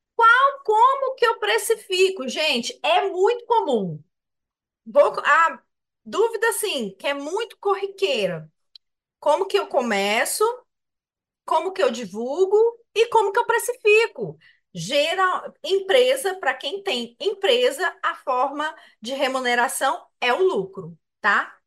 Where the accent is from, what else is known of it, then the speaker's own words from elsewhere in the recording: Minas Gerais, Brazil; eu que sou mineiro